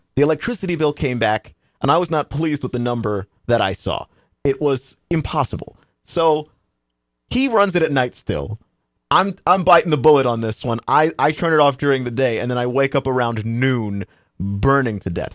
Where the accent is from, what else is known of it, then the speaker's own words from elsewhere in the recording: Texas, United States; moved away; I'm originally from Texas